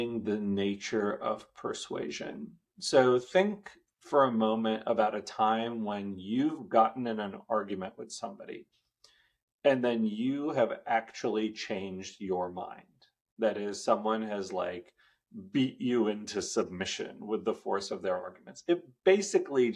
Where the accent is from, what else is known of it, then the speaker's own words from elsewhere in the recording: Bay Area, Northern California, United States; also born or lived in India; I grew up in Northern California. My family immigrated in 1984. And we settled in the Bay Area